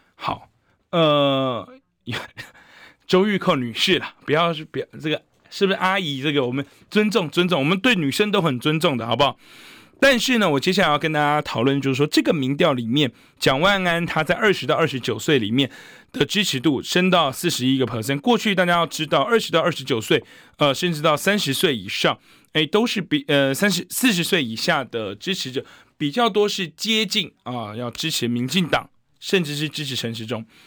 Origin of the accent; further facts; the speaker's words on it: Taiwan; 我们台湾人不要被温水煮青蛙